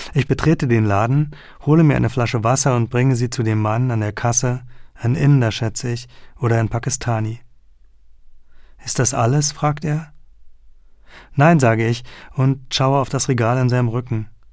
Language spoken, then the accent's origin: German; Berlin, Germany; moved away; den Westteil meiner Heimatstadt